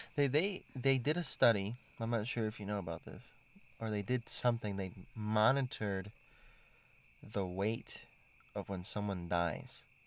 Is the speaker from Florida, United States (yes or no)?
yes; Miami, Florida, United States; moved away; I'm from Miami